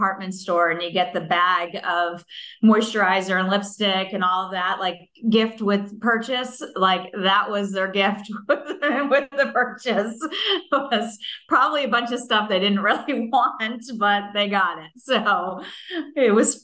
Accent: Northeast, United States; moved away as an adult; also born or lived in New Jersey / Boston area / Richmond, Virginia; now in Atlanta, United States; I lived most of my life in the Northeast in Massachusetts and Connecticut

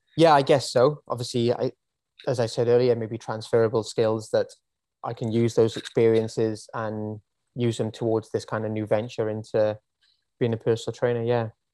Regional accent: Wales, United Kingdom; moved away as an adult; now in Australia; I am from Wales originally. If you didn't already pick up on the accent

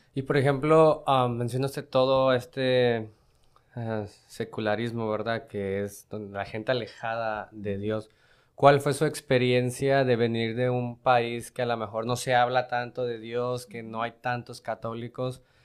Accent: Mexico; now in United States; yo vengo de México, México-americana

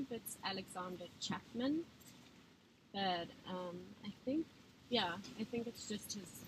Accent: Johannesburg, Gauteng, South Africa; now in Oslo, Norway; from South Africa, Johannesburg. Yeah, living in Oslo.

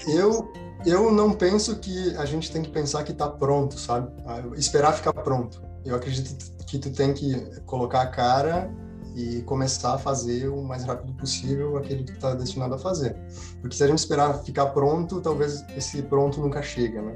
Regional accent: interior of Rio Grande do Sul, Brazil; moved away as an adult; eu venho do interior do Rio Grande do Sul

